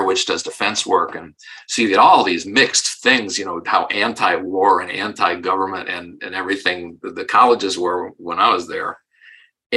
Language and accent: English; Parma, Ohio, United States; moved away as an adult; also born or lived in Weston, Massachusetts; I grew up in Parma, Ohio